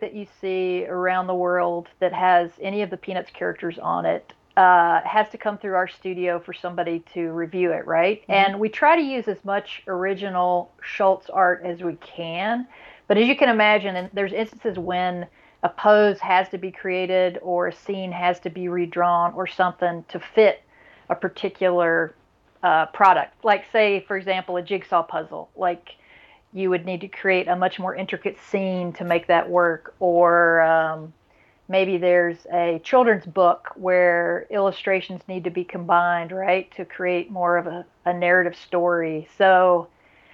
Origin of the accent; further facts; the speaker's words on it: Deep South, United States; moved away as an adult; also born or lived in California / Wiggins, Mississippi / Brevard, North Carolina / Knoxville, Tennessee; I was born in California, actually, but I grew up in the Deep South